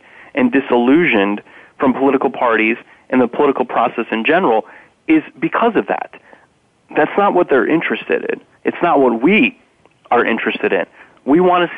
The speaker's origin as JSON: {"language": "English", "region": "Indiana", "country": "United States", "tie": "born or raised there", "said": "the former governor of my home state, Mitch Daniels"}